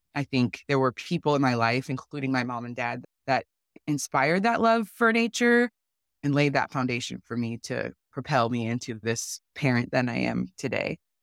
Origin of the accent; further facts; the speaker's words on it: Tacoma, Washington, United States; also born or lived in San Diego, California; I was born in San Diego, we moved to Tacoma when I was nine